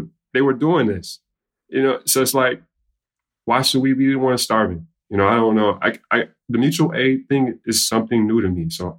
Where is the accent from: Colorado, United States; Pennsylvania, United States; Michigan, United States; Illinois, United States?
Illinois, United States; Chicago; I come from South Chicago, West Englewood, Ashburn, South Shore, multiple neighborhoods where I seen things.